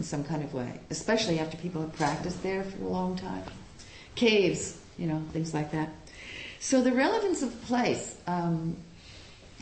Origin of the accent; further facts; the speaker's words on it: Long Island, New York, United States; also born or lived in Puerto Rico / Hawaii; now in San Francisco, United States; grew up on Long Island.